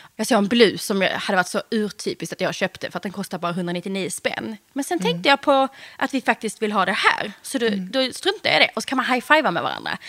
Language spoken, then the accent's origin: Swedish; Eslöv, Skåne, Sweden; moved away as an adult; also born or lived in Stockholm; vi gifte oss på ett slott utanför Eslöv, där jag kommer ifrån